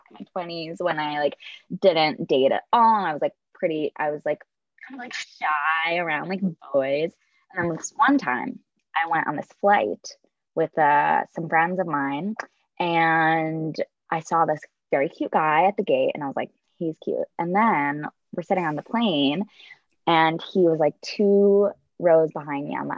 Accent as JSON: {"language": "English", "region": "Midwest", "country": "United States", "tie": "born or raised there", "moved": "yes", "lives_now": "California, United States", "said": "I grew up in the Midwest"}